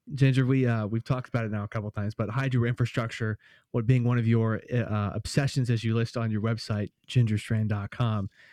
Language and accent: English; Anderson, Indiana, United States; I grew up in Anderson, Indiana, which is about forty-five minutes northeast of, of Indianapolis